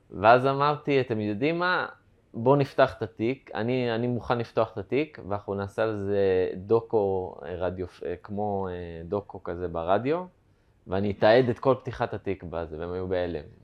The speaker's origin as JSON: {"language": "Hebrew", "town": "Kiryat Ono", "region": "Central District", "country": "Israel", "tie": "born or raised there", "lives_now": "Sderot, Israel", "said": "אונו. עברתי לשדרות."}